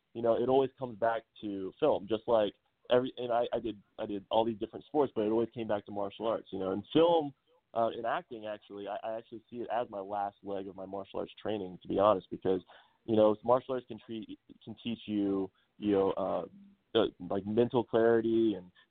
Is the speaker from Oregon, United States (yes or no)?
no; Ohio, United States; moved away as an adult; also born or lived in San Diego; now in Los Angeles, United States; growing up in Ohio